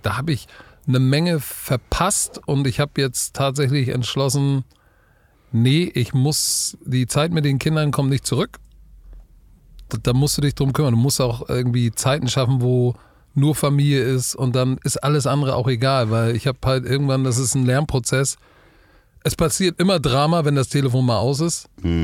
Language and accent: German; Hamburg, Germany; als Hamburger